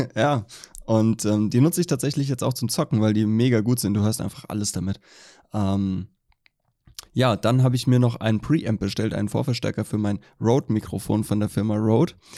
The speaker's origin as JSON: {"language": "German", "town": "Allendorf", "region": "Hesse", "country": "Germany", "tie": "born or raised there", "said": "wo ich aufgewachsen bin, meine Hometown Allendorf"}